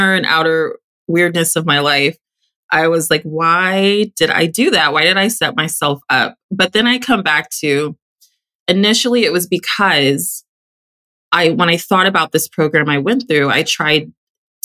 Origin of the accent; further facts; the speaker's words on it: Texas, United States; I grew up in Texas